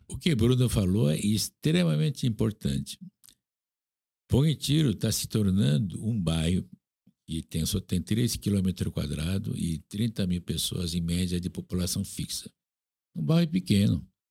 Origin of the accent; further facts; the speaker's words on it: South Korea; Portuguese is a second language; now in Brazil; eu nasci na Coreia, estou aqui, muito tempo